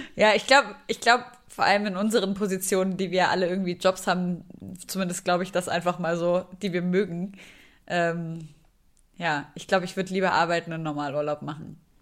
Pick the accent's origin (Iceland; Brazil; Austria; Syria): Syria; now in Germany; Ich komme aus Syrien